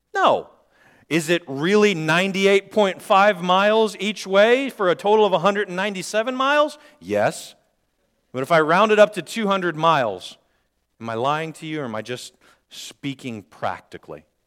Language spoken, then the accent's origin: English; Northwest Indiana, United States; I grew up in Northwest Indiana